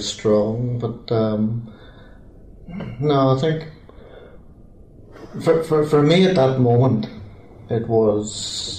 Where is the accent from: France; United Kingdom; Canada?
United Kingdom; Belfast, Northern Ireland; I'm born in Belfast as well